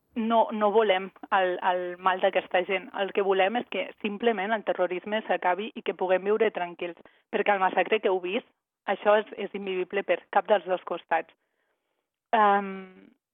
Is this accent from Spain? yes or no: no; Andorra; moved away as an adult; now in Tel Aviv, Israel; Jo sóc d'Andorra, però fa sis anys i mig que visc a Israel.